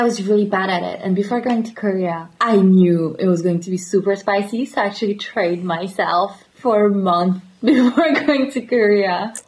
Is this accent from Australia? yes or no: no; Paris area, Île-de-France, France; moved away; also born or lived in Latvia; I'm from Paris area. So when people ask me where I'm from, I'm just saying Paris.